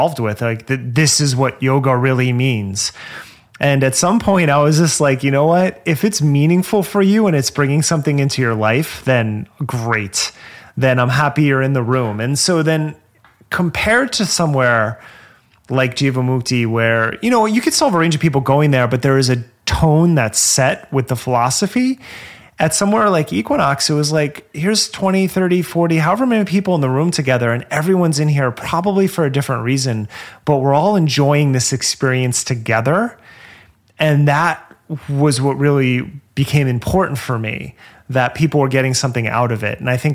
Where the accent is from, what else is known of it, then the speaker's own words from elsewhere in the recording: New Jersey, United States; moved away; also born or lived in Los Angeles; I grew up in New Jersey